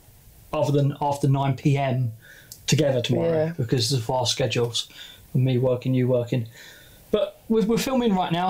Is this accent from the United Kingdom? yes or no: yes; Glasgow, Scotland, United Kingdom; Are you including I'm from Glasgow.